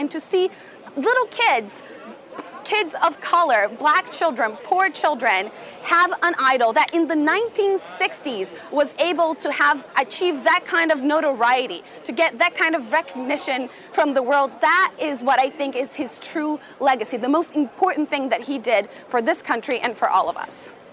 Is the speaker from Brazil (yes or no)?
yes; Brazil; moved away; as a Brazilian uh, who's been abroad for so long